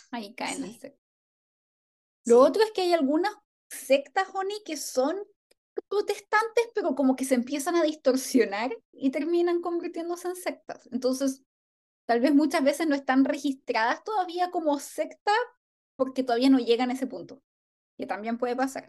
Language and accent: Spanish; Chile; en chileno diríamos